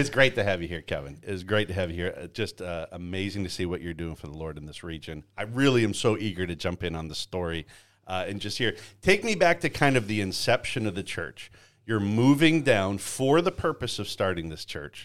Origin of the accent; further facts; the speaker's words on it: Canada; moved away; I grew up in Canada and, and raised in Canada